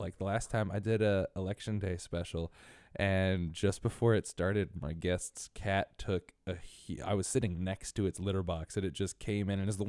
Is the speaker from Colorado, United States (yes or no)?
no; Connecticut, United States; I grew up in a snowy area too. I grew up in New England. I grew up in Connecticut, which is a witch's hair colder than New York.